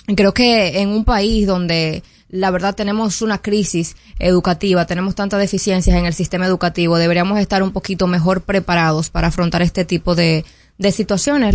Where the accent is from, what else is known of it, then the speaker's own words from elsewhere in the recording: Dominican Republic; nosotros como dominicanos